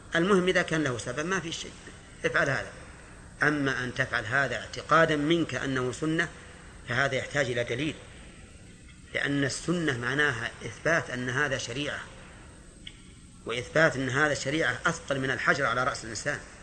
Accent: Najd, Saudi Arabia; نحن من أهل نجد

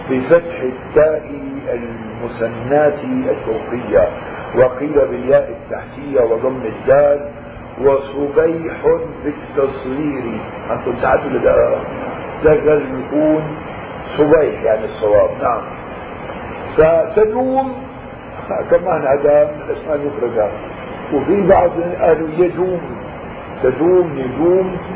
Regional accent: Syria; نحن عندنا بالشام مشهور بالنكت يجيبوها عن جحا

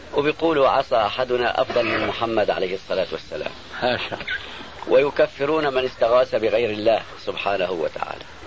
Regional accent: Aleppo, Aleppo Governorate, Syria; عندنا في حلب

